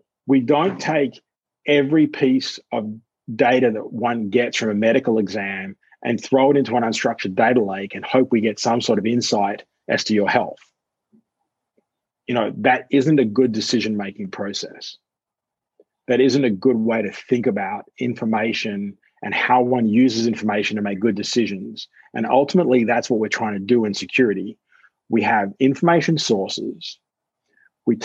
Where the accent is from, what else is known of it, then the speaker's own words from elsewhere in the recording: Australia; as an Australian